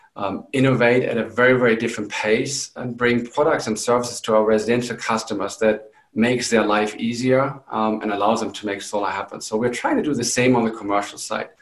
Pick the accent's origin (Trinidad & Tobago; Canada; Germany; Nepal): Germany; moved away as an adult; also born or lived in England; now in New Mexico, United States; I am originally from Germany